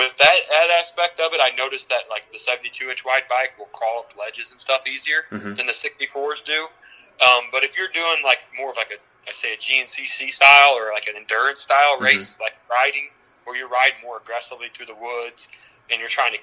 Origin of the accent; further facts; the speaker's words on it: Southern Illinois, United States; I'm from Southern Illinois